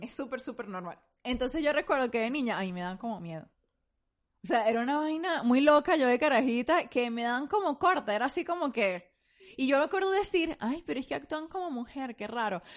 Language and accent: Spanish; Venezuela; moved away; nosotros como venezolanos venimos de un país bien homofóbico.